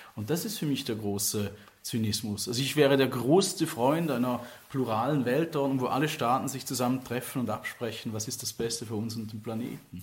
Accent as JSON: {"language": "German", "country": "Switzerland", "tie": "born or raised there", "moved": "yes", "lives_now": "Ghent, Belgium", "said": "die man als Schweizer hat, aufgewachsen zu sein"}